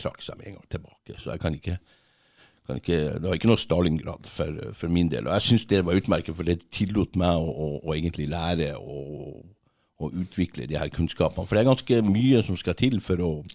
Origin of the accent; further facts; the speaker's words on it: Kongsfjord, Finnmark, Norway; moved away as an adult; also born or lived in Tverlandet, Bodø / France; jeg kommer egentlig fra, fra Tverlandet, litt lenger inn der. Okay. Mm. Så vokste jeg opp på, på, Finnmarka, et sted som heter Kongsfjord